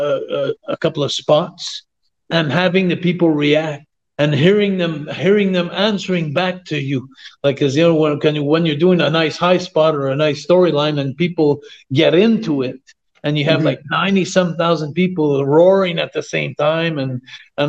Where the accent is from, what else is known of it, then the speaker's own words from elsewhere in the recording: Quebec, Canada; I was the Quebec legend